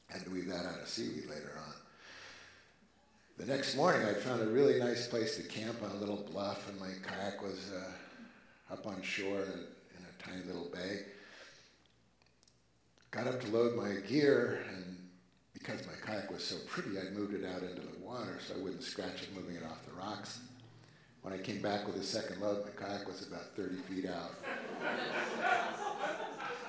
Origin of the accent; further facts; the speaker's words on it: Oregon, United States; I'm from the States, Oregon.